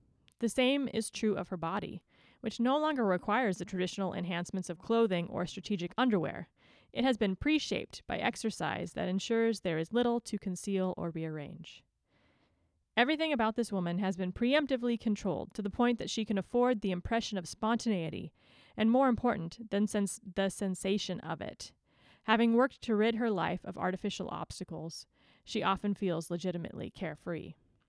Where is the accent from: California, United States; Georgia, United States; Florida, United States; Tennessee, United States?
California, United States; is knowing that I was born and raised and have lived my whole life in like the same 2 mile radius. So born and raised in Orange County